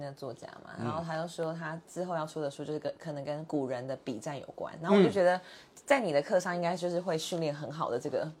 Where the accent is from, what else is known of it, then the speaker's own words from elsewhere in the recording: southern Taiwan, Taiwan; 以前我们就是南部人